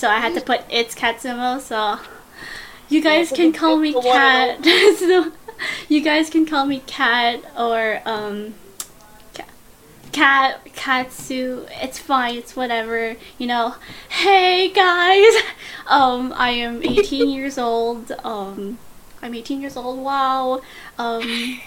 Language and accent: English; Canada; I'm Canadian